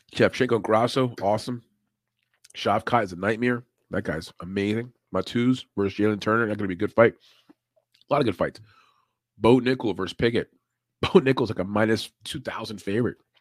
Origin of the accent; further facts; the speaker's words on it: Puerto Rico; I'm Puerto Rican